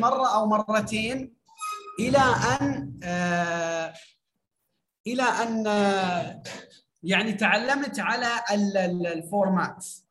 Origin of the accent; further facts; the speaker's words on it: Syria; now in Iraq; انا من سوريا ومقيم في العراق